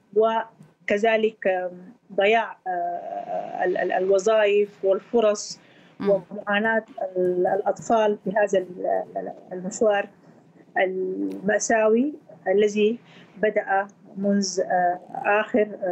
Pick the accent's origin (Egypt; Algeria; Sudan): Sudan; Kosti, White Nile; moved away; وانا امثل آه، مدينتي والولايه التي آه، عشت فيها النيل الابيض مدينه كوستي فاحنا مجموعه من نفس المدينه في كل دول المهجر